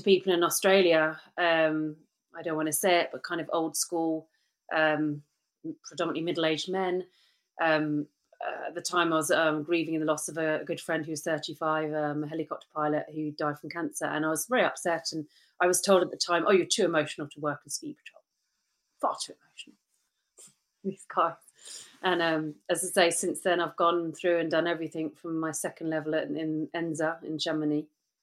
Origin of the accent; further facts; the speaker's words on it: United Kingdom; moved away as an adult; being a Brit